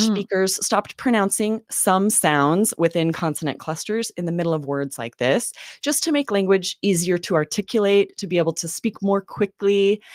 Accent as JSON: {"language": "English", "area": "the Northwest", "region": "Pacific Northwest", "country": "United States", "tie": "born or raised there", "said": "I grew up in the Northwest"}